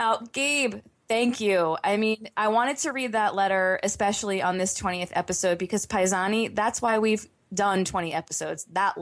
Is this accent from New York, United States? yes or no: yes; Long Island, New York, United States; now in Buffalo, United States; I'm originally from Long Island, New York, but I now live in the Buffalo, New York area.